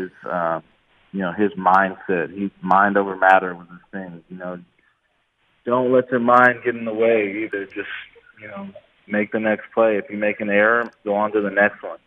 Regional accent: Oakland area, California, United States; born or raised there

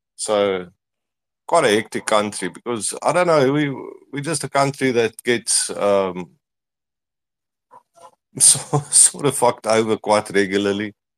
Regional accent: South Africa; I'm from South Africa

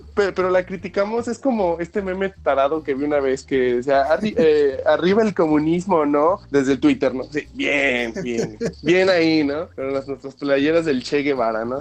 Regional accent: Mexico; como latinos, como, como cultura mexicana

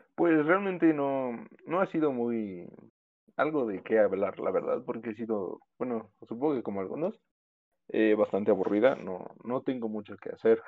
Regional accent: Pachuca, Hidalgo, Mexico; somos de Pachuca, o sea, la capital de Hidalgo.

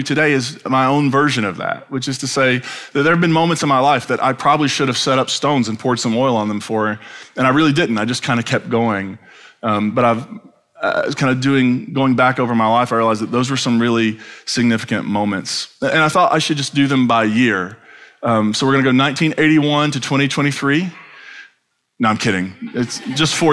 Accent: Eastern Kentucky, United States; when I grew up then in Eastern Kentucky

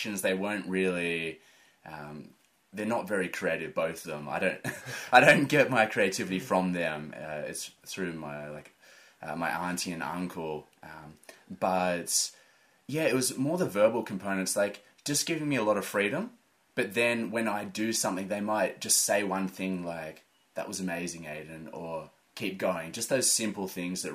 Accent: Falconbridge, New South Wales, Australia; also born or lived in Linden, New South Wales; grew up in Falconbridge and now I'm living in mid-mountains Linden.

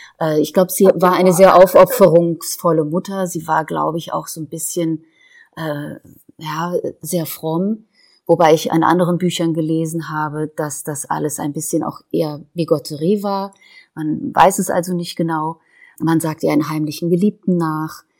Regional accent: Boppard, Rhineland-Palatinate, Germany; moved away; also born or lived in Tehran, Iran / Berlin / Leipzig; Wir sind in den 80er Jahren nach der Revolution nach Deutschland gezogen, in einen kleinen Ort namens Boppert am Rhein. Da bin ich groß geworden, da bin ich zur Schule gegangen

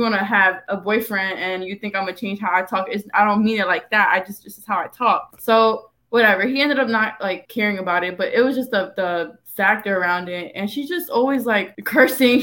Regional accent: New York, United States; now in South Florida, United States; We're from New York

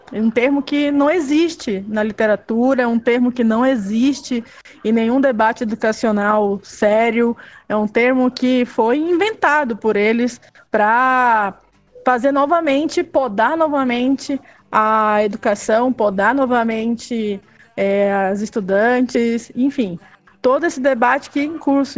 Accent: Belém, Pará, Brazil; moved away as an adult; now in Belo Horizonte, Brazil; ainda sou nortista, sou de Belém do Pará, né? Moro há 10 anos em Belo Horizonte.

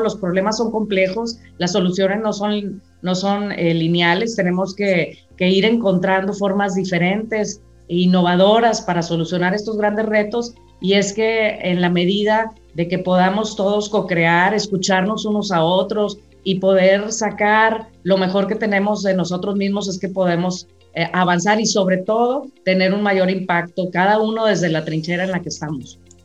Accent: Mexico; Los mexicanos somos gente muy trabajadora

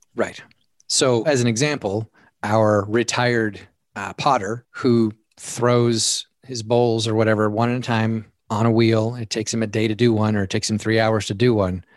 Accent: Oregon and Alaska, the West, United States; I grew up in the West, right? I grew up in, in Oregon and Alaska

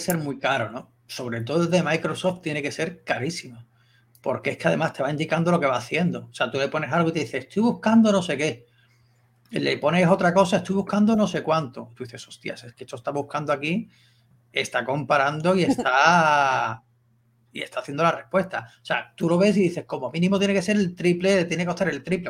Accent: Seville, Andalusia, Spain; soy de Sevilla

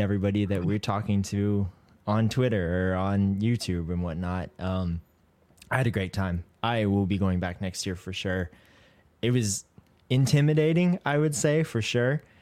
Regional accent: Colorado Springs, Colorado, United States; moved away; I grew up in Colorado Springs in Colorado.

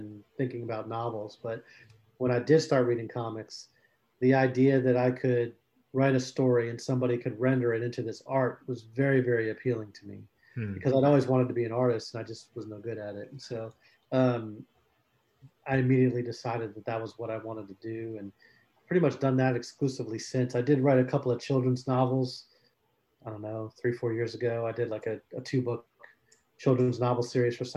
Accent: South Florida, United States; I grew up in South Florida

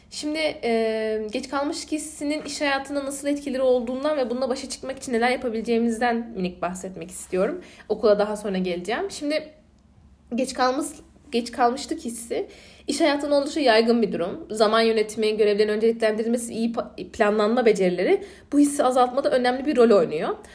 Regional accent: Aegean Region, Turkey; accent: Aegean; Ege'liyim. Ee, Ege'li olmanın getirdiği bir şey de bir şive, ikincisi hızlı konuşma.

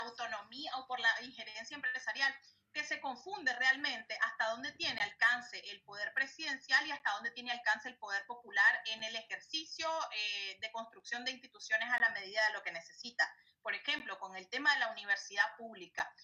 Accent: Nicaragua; como nicaragüenses

